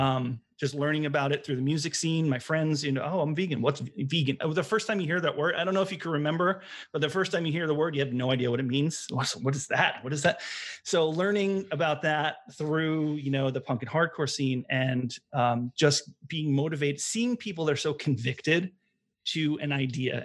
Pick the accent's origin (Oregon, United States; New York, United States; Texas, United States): New York, United States; Long Island; moved away as an adult; also born or lived in Bay Area, California; now in Providence, United States; I'm from Long Island, New York, moved to Providence, Rhode Island for college